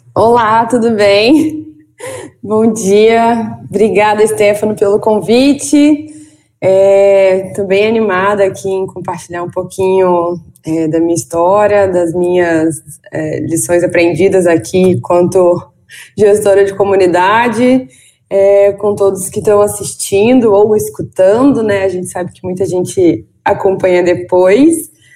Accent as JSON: {"language": "Portuguese", "town": "Valença", "region": "Rio de Janeiro", "country": "Brazil", "said": "eu sou de Valença, que não é Vassouras. Valença é uma cidade no interior do estado do Rio de Janeiro."}